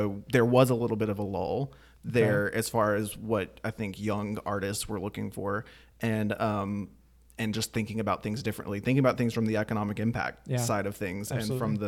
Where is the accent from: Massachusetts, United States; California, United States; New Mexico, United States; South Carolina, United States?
South Carolina, United States; Anderson; I'm also from Anderson.